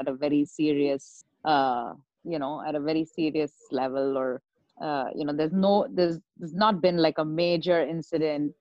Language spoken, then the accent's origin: English; India; now in United States; I'm still Indian